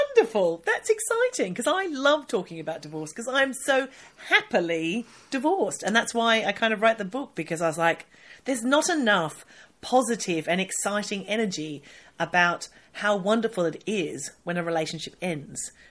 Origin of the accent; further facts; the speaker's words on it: Australia; now in United Kingdom; I'm Australian